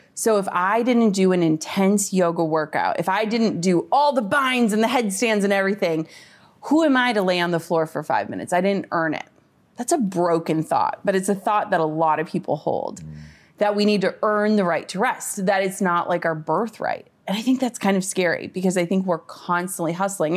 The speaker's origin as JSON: {"language": "English", "region": "Minnesota", "country": "United States", "said": "I'm from Minnesota, like, small town."}